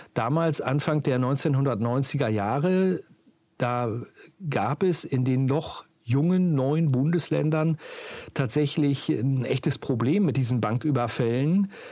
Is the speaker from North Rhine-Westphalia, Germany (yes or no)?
no; Uelzen, Lower Saxony, Germany; ich bin ja groß geworden in Uelzen, im sogenannten Zonenrandgebiet.